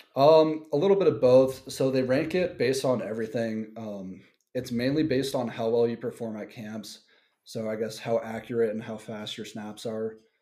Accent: Denver, Colorado, United States; I'm from Denver, Colorado, and I went to Cherry Creek High School

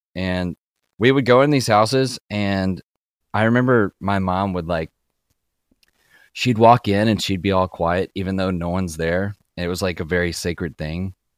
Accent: Kentucky, United States; I grew up in Kentucky, like, very rural backwoods Kentucky

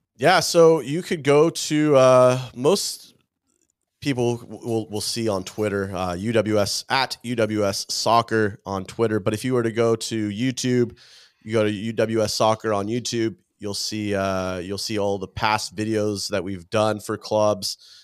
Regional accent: California, United States; I grew up here in California

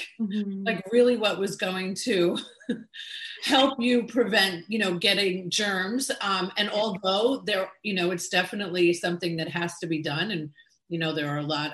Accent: New York, United States; the Latin flavor that I grew up with in New York

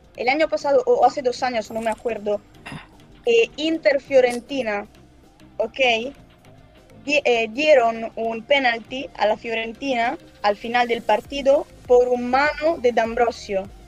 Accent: Brescia, Lombardy, Italy; Yo soy de, yo soy de Brescia.

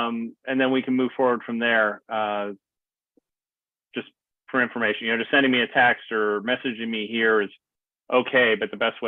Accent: Bay Area, California, United States; I grew up in the Bay Area.

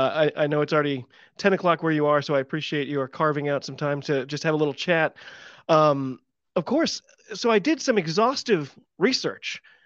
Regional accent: United States; I'm an American rugby fan

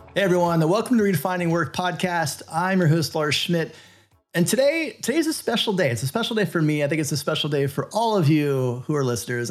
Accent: Florida, United States; being a kid growing up in Florida, not that far from Cape Canaveral

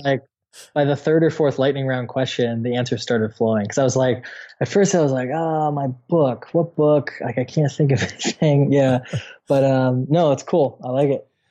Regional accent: Midwest, United States; I'm from the Midwest in the States

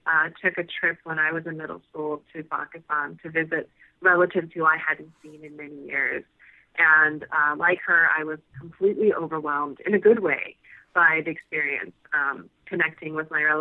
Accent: United States; being raised as an American and not being fluent in the language

